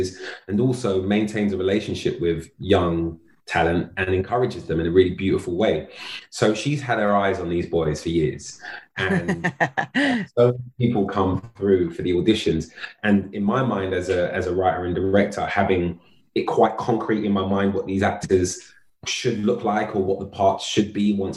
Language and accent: English; London, United Kingdom; friends that I met when I moved to South London at 14, to the boys I grew up with in North London